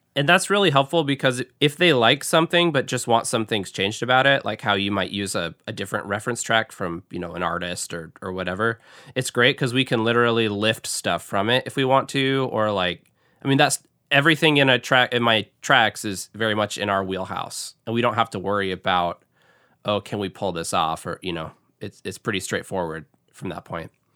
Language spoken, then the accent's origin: English; Seattle, Washington, United States; moved away as an adult; now in Grand Rapids, United States; I grew up in Seattle and started out in Seattle